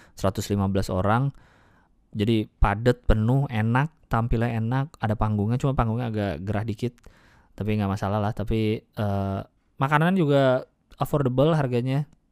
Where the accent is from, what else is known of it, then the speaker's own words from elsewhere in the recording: Jakarta, Indonesia; gua dari lahirnya di Jakarta, ya, lahir tahun delapan sembilan. Gua, gua udah mengalami Jakarta dari tiga puluh tahun